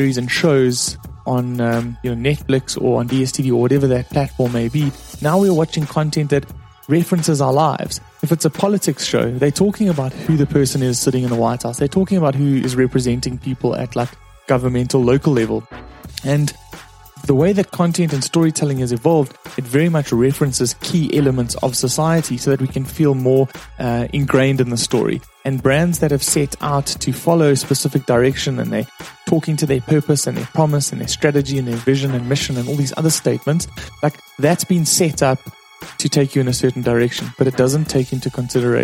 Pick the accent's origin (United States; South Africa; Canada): South Africa; I'm from South Africa. That's why I have this strange accent.